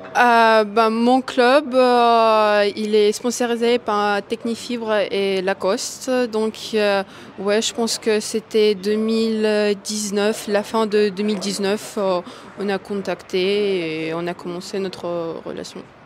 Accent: Moscow, Russia; now in Boulogne-Billancourt, France; je suis née à Moscou et ça fait, je pense, deux ans. J'habite à Bologne

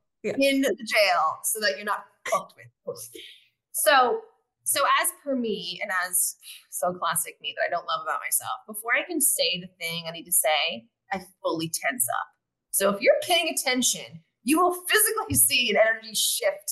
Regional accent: United States; moved away as an adult; now in Mexico; me being an American

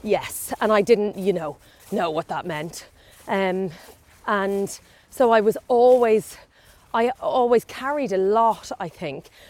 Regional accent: County Meath, Ireland; I grew up in Meath, Irish

